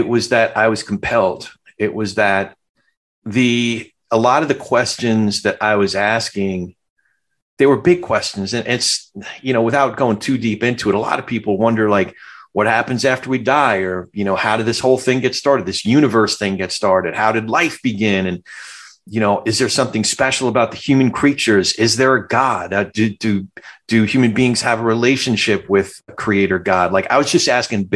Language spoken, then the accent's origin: English; Freehold, New Jersey, United States; moved away as an adult; also born or lived in Brooklyn, New York (family); now in Southern California, United States; I'm from that same area, the Freehold regional area.